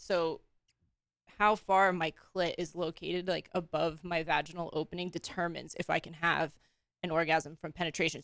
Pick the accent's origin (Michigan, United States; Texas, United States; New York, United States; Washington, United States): New York, United States; Long Island; moved away as an adult; now in West Coast, United States; I was born and raised in New York